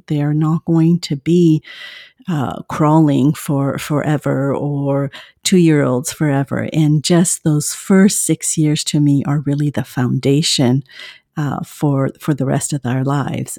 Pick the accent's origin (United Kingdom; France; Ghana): France; moved away as an adult; now in Southern California, United States; I live in the U S in Southern California, but I am originally from France.